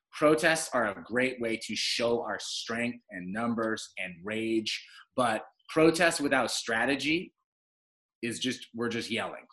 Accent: United States; we as African American people have never actually gotten full citizenship in the United States

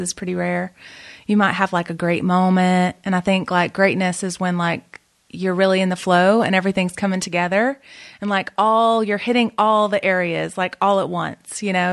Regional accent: the South, United States; I'm from the South

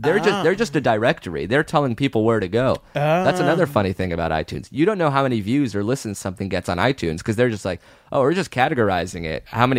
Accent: Israel; born there; I was born in Israel.

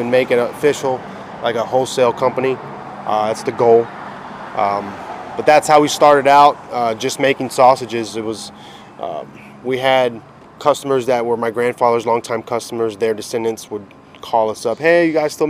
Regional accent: Tampa, Florida, United States; Born and raised in Tampa, Sicilian Cuban heritage. My parents are both from Ybor City. Grew up in West Tampa in Seminole Heights my entire life

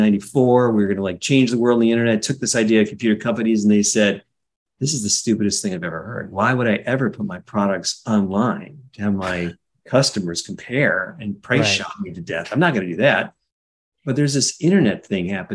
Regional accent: Cleveland, Ohio, United States; also born or lived in Winnipeg, Canada; I grew up in Cleveland, Ohio

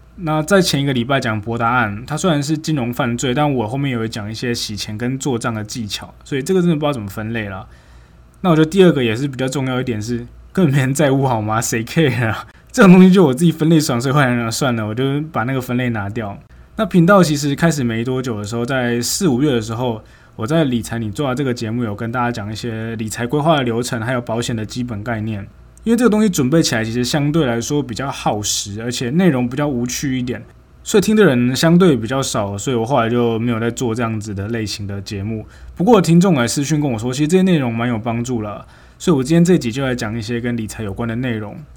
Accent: Nantou County, Taiwan; moved away as an adult; also born or lived in Taichung, Taiwan / Tainan, Taiwan; 六月的时候就回南投

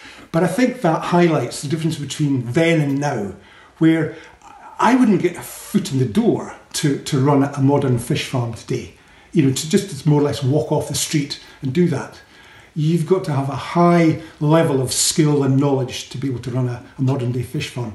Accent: Edinburgh, Scotland, United Kingdom; moved away as an adult; I came from Edinburgh, so a bit of a townie, really

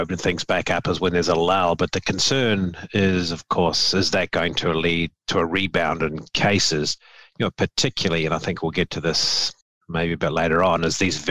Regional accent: New Zealand; now in Memphis, United States; I'm a New Zealander by birth

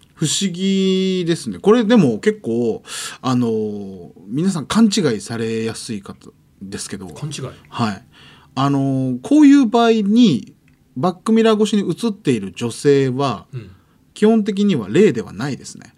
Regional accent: Okinawa, Japan; 僕沖縄出身なんで

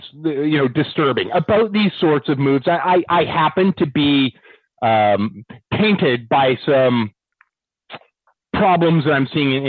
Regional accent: Canada; I'm a Canadian

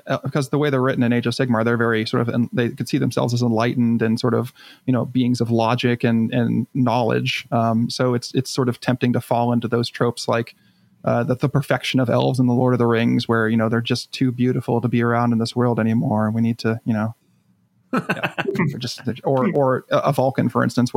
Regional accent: United States; as an American

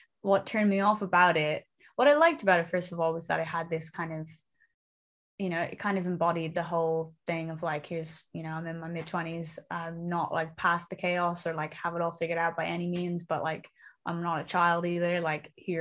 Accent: Dublin, Leinster, Ireland; moved away as an adult; now in London, United Kingdom; I'm from Dublin originally in Ireland, but I moved to London about 6 years ago

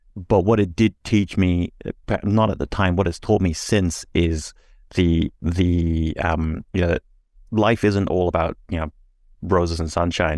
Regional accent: Singapore; now in Australia; I was born and raised in Singapore

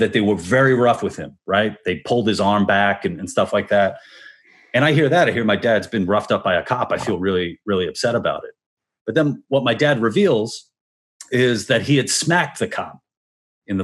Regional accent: New York, United States; also born or lived in Brooklyn; I'm from New York originally, Queens, and my parents have a business in Spanish Harlem.

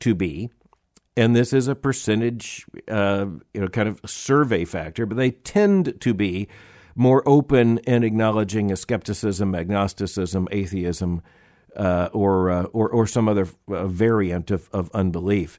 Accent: United States; being an American

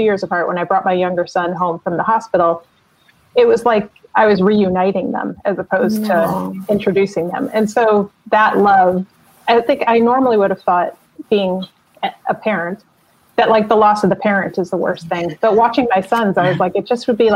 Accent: New Jersey, United States; I'm from New Jersey

